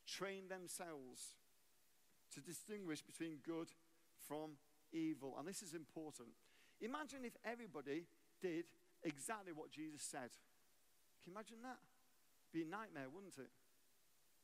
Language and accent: English; England, United Kingdom; moved away as an adult; also born or lived in Arlington, Texas, United States; now in United States; I'm English. I became an American citizen 20 years ago. We moved to America.